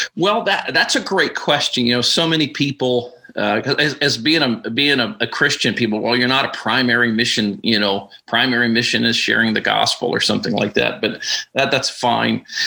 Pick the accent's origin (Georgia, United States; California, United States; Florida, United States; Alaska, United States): Alaska, United States; moved away as an adult; I was born and raised in Alaska.